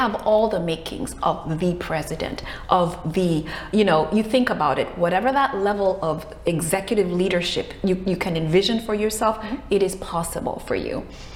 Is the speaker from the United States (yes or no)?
no; Kenya; I'm originally from Kenya. I was born in Kenya